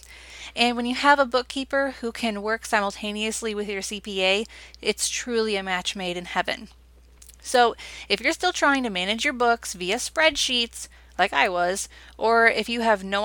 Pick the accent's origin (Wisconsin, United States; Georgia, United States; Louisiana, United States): Wisconsin, United States; my home state now, Wisconsin